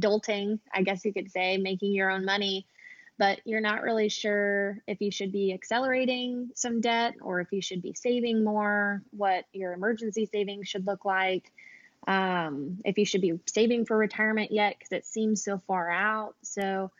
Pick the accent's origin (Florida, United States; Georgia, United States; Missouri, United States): Georgia, United States; Atlanta; I am born and raised in Atlanta, Georgia. Never really left.